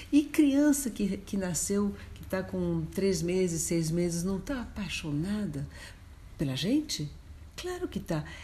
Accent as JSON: {"language": "Portuguese", "region": "New York", "country": "United States", "tie": "born there", "said": "Quando eu nasci em Nova York, o Dr. Spock era o grande responsável por esse tipo de atitude."}